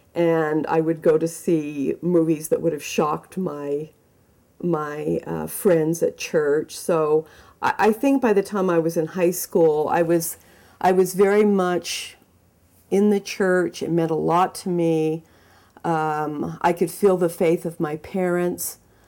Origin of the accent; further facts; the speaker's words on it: Mesa, Arizona, United States; being in Utah, growing up in Arizona, in Mesa, as an LDS person, as a Mormon